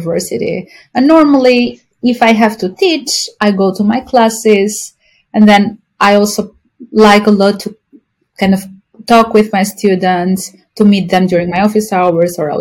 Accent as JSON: {"language": "English", "country": "Albania", "moved": "as an adult", "lives_now": "Hoboken, United States", "said": "I'm from Albania, a European country close to Greece"}